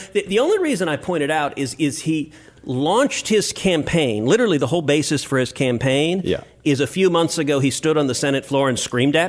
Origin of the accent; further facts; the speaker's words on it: Houston, Texas, United States; I'm from Houston, so we don't have snow or ice.